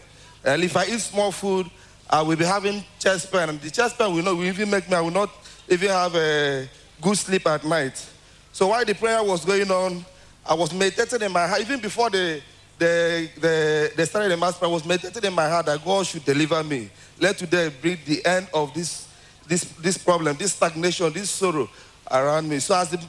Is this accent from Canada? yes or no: no; Abia, Nigeria; I'm from Abia State